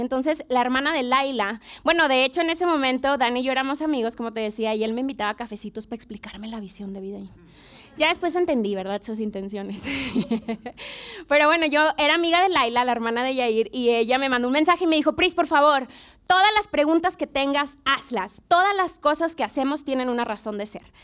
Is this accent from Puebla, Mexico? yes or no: no; Monterrey, Nuevo León, Mexico; moved away as an adult; now in Mexico City, Mexico; yo soy de Monterrey, tenemos cerca de tres años en la ciudad